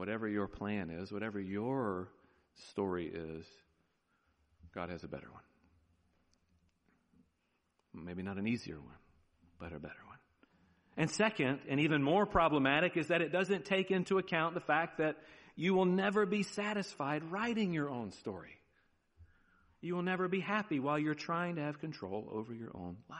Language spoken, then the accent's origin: English; Charlotte, North Carolina, United States; moved away; being from Charlotte, North Carolina